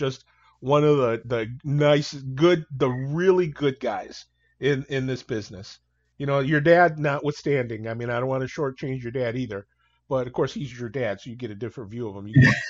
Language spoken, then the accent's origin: English; Toledo, Ohio, United States; I was a poor kid from North Toledo